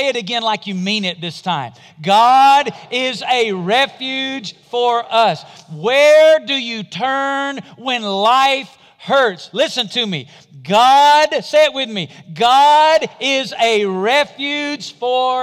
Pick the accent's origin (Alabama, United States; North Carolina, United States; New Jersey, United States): Alabama, United States; Madison; moved away; Up until the time I was 5 or 6 years old, we lived in a little community called Madison, Alabama, a little rural farming community. I'm from Alabama.